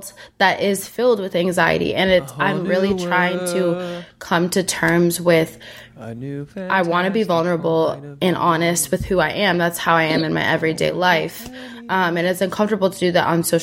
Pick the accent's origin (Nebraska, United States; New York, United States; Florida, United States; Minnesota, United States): Minnesota, United States; They brought me back to my hometown. They're like, we're going to Minnesota